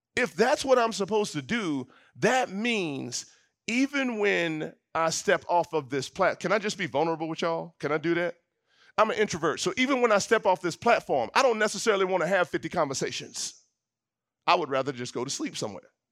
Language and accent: English; the South, United States; growing up in the South, my dad has been involved in the work of redemptive ethnic unity for years